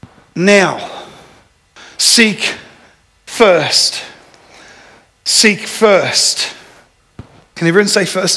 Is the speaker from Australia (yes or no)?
yes; Jimboomba, Queensland, Australia; when we grew up in Jimboom